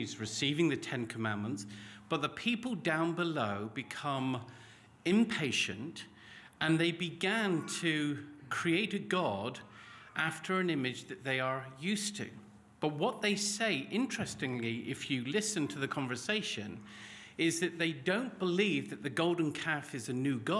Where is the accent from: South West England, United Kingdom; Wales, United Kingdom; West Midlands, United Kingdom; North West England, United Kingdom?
South West England, United Kingdom; Cornwall; moved away as an adult; also born or lived in Lancashire; I grew up in Cornwall, and there's lots of cliffs